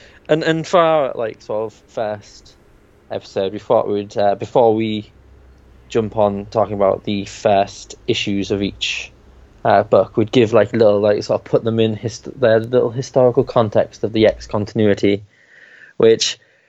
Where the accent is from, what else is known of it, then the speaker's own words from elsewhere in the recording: United Kingdom; we're British